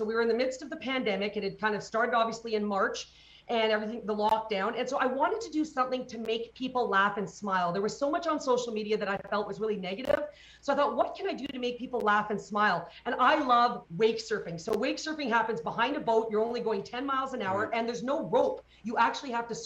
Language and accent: English; Calgary, Alberta, Canada; in my hometown of Calgary